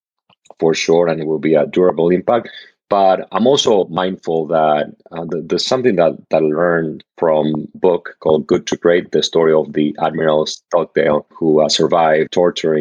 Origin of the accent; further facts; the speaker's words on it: Argentina; moved away; I grew up in Argentina